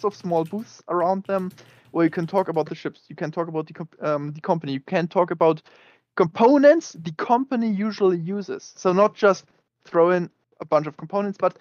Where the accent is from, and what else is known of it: Bavaria, Germany